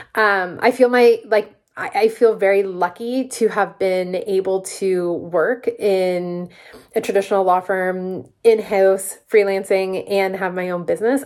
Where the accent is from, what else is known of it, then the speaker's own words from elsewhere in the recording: Peterborough, Ontario, Canada; also born or lived in Toronto; I'm from Peterborough, Ontario, and the big city just really wasn't for me. I was coming back every single weekend